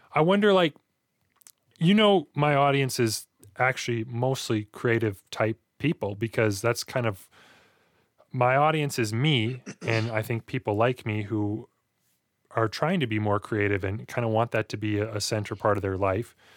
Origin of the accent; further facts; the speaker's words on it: Hinton, Alberta, Canada; also born or lived in Edson; that's where I spent most of my childhood growing up in Hinton.